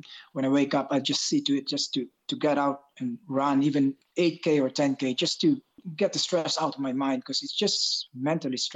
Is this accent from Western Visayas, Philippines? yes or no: yes; Bacolod, Western Visayas, Philippines; moved away as an adult; also born or lived in Ireland; now in Dublin, Ireland; I originally came from the middle part of the Philippines, which is Bacolod City in Negros. I came to Ireland 20 years ago.